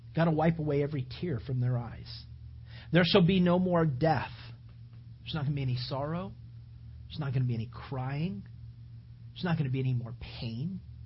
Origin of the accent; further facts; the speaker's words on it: California, United States; now in Sarasota area, Florida, United States; I grew up in California